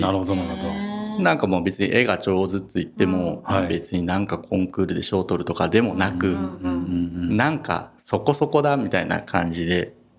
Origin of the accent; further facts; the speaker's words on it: Mikuni, Fukui, Japan; 福井の、もう石川の県境に近い海の近くの三国町ってとこなんですけど